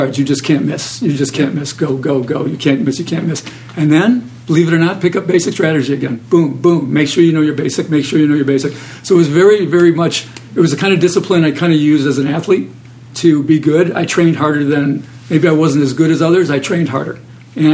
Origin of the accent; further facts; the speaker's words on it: Detroit, Michigan, United States; I was from Detroit